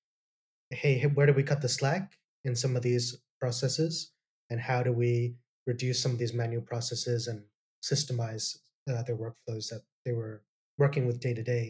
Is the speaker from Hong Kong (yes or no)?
yes; Hong Kong; also born or lived in Toronto, Canada / United Kingdom; I was born in Canada, in Toronto. Came back to Hong Kong when I was pretty young, so I was based here since I was 4 years old. So I've been here most of my life.